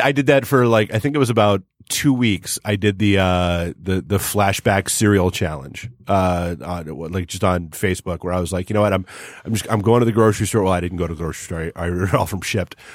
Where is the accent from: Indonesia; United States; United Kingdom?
United States; New England; moved away; also born or lived in Washington, D.C.; when I was a kid, I grew up in, uh, you know, New England